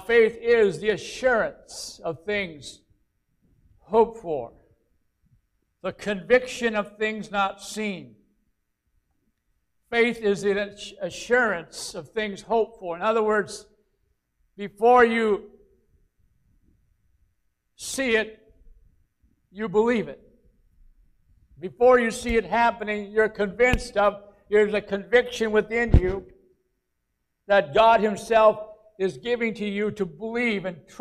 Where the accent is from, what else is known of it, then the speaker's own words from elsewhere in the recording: Aiken, South Carolina, United States; a place in Aiken, my hometown